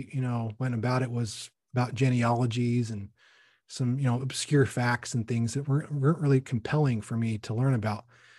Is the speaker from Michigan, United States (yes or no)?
no; Salt Lake City, Utah, United States; also born or lived in Bountiful; I was raised in Utah, Salt Lake, and also Bountiful.